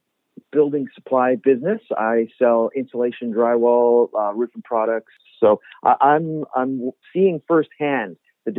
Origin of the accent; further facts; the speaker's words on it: Squamish, British Columbia, Canada; also born or lived in Vancouver / Fort Nelson / Fort St. John / Parksville; I was born in Squamish. I grew up in the community. And once I finished high school, I was in Vancouver for a bit of post-secondary education. And my first job in my working life was in Fort Nelson, British Columbia